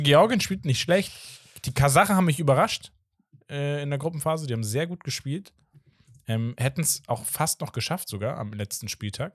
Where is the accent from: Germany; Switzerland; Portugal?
Portugal; als Portugiese